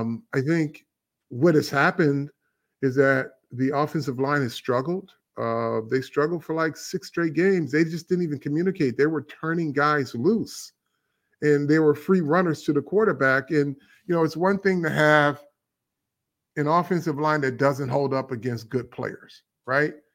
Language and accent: English; Flint, Michigan, United States; we grew up in Flint